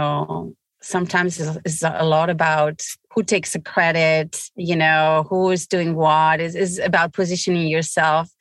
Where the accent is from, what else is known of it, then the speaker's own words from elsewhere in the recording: Bilbao, Basque Country, Spain; moved away as an adult; also born or lived in Brittany, France; now in Houston, United States; I'm from Spain, so which is already a very good place. I'm from the Basque region that is very close to France in the border, Bilbao